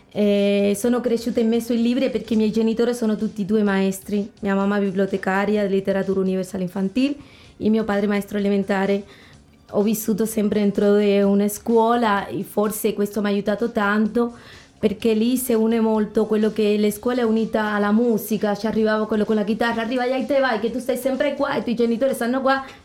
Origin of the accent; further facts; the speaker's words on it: Sancti Spíritus, Cuba; now in Italy; Dopo da noi è molto famosa Trinidad, la città romantica che è stupenda, molto coloniale, bellissimo. E il mio paesino, dove abito io, è molto famoso perché ci sono i laghi di Mayahiwa